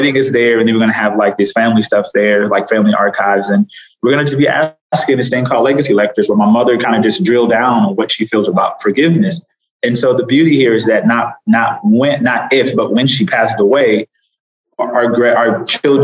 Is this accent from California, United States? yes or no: yes; Los Angeles, California, United States; moved away; also born or lived in Atlanta; I grew up in South Central Los Angeles